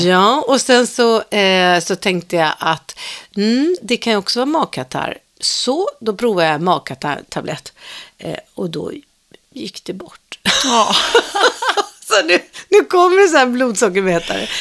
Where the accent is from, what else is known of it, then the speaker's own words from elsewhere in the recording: Stockholm, Stockholm County, Sweden; also born or lived in Farsta; Jag föddes ju då i Farsta, men sen växte jag upp i Svedmyra